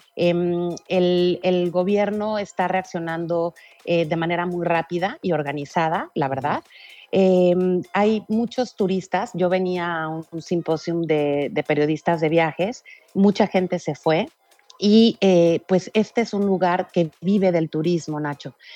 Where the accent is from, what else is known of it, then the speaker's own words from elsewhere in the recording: Mexico; yo soy mexicana y en el 2017 estuve en el temblor de México